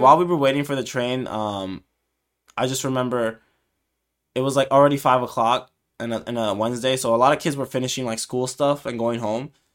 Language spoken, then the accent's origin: English; United States; I'm from America, like, we're from the U S